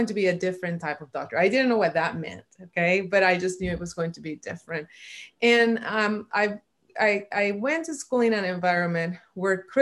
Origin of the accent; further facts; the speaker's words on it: Puerto Rico; I was born and raised in Puerto Rico